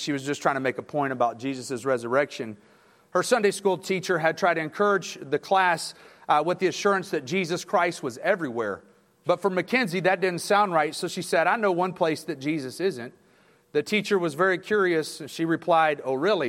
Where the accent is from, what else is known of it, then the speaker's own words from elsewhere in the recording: Texas City, Texas, United States; I'm from Texas City, Texas, right next to Galveston